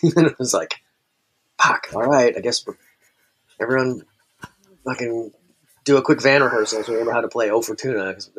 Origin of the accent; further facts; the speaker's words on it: Kansas, United States; born there; also born or lived in Tacoma; So I was born in Kansas and then bounced around, kind of all throughout my childhood.